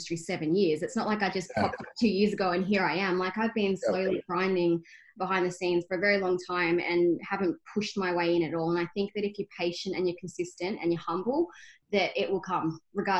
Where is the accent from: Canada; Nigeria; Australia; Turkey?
Australia; Albury-Wodonga; moved away as an adult; also born or lived in Myrtleford, Victoria; now in Geelong, Australia; I'm a country girl. I actually grew up in Albury-Wodonga. I was born in Myrtleford